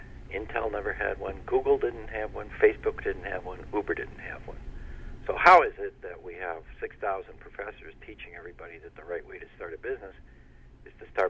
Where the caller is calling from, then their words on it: Baltimore, Maryland, United States; I'm in Baltimore in the middle of a snowstorm.